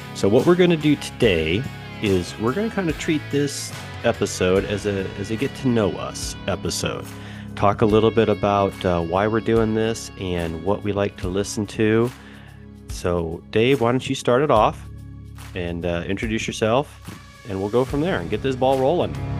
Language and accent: English; Kansas City, United States; I'm middle America, fly over country to, to some people, or as we generally refer to it, uh, the heartland. So Kansas City